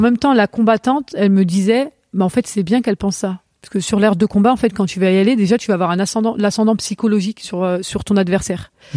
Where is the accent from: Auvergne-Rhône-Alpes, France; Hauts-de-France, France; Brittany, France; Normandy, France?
Auvergne-Rhône-Alpes, France; Vénissieux; also born or lived in Lyon; on a déménagé très tôt quand j'étais j'étais petite et on a on habitait sur Vénissieux